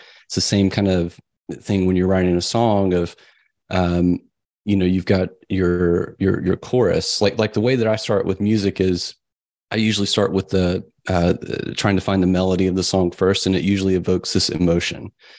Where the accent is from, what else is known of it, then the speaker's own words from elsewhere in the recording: the South, United States; I grew up in the South. It was kind of a strict religious upbringing.